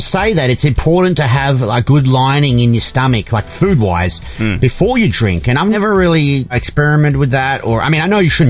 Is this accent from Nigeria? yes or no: no; Australia; Well, I'm Australian, so everything sounds different, you know?